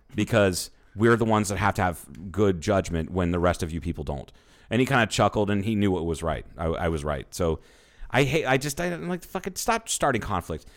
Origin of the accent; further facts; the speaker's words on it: the Bible Belt, United States; I grew up in the Bible Belt